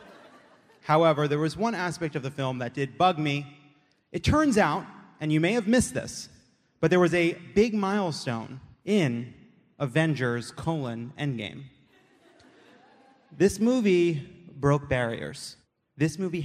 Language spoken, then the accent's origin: English; California, United States; I come from California, which is a high tax state